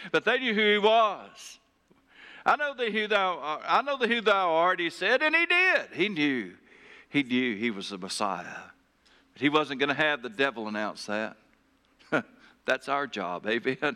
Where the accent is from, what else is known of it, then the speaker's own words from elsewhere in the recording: Taylor, Arkansas, United States; my hometown, uh, Taylor, Arkansas.